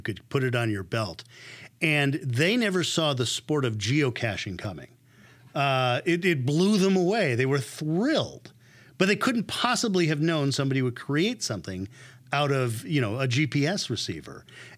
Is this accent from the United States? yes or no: yes; California, United States; Sometimes when I'm traveling, I'll tell somebody I'm from Silicon Valley and they'll ask me, what's cool?